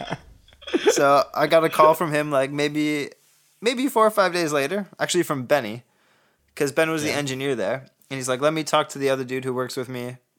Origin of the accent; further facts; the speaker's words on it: Canada; I'm Canadian.